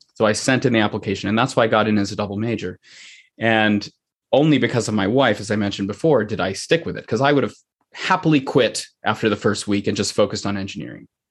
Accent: Pennsylvania, United States; also born or lived in Sri Lanka (parents); now in Saline, Michigan, United States; I was born in the United States, in Pennsylvania.

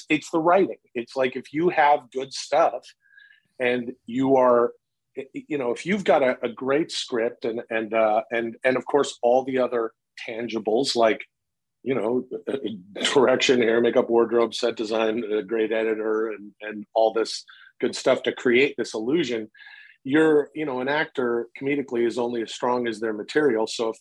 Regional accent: Canada; now in United States; I grew up in Canada

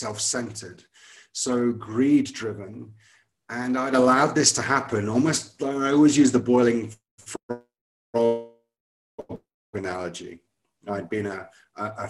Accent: Scotland, United Kingdom; moved away; I went to a good private school in Scotland. I'm from Scotland originally

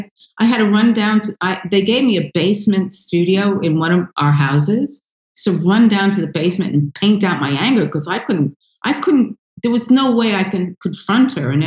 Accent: Bronx, New York, United States; born there; oh, I was born in the Bronx, and then people go, where?

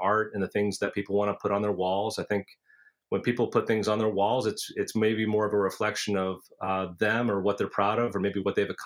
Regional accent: Basking Ridge, New Jersey, United States; I grew up in Basking Ridge, which is the neighbor town to Far Hills

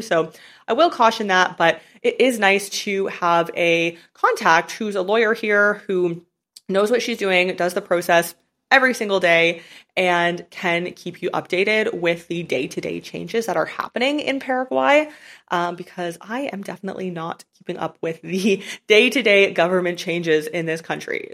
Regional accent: Canada; moved away as an adult; I'm from Canada, so I really don't plan on ever living in Canada again

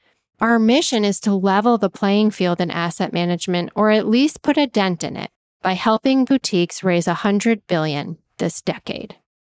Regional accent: Danbury, Connecticut, United States; I went to Western Connecticut State University in Danbury, Connecticut, my hometown at the time

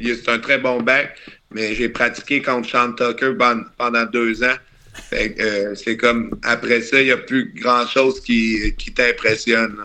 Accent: Charny, Quebec, Canada; moved away; Je viens de, je viens de Québec, un petit gars de Charny

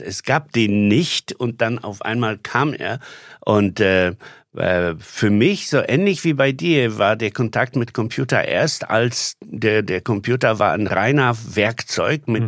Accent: Poland; now in Germany; ich Pole bin

